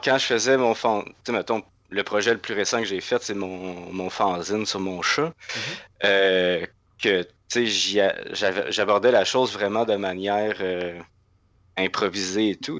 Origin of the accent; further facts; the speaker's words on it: Laurentides, Quebec, Canada; moved away as an adult; also born or lived in Gatineau, Canada; now in Montreal, Canada; j'ai grandi dans, dans Laurentide, puis la migration vers la grande ville s'est faite avec les études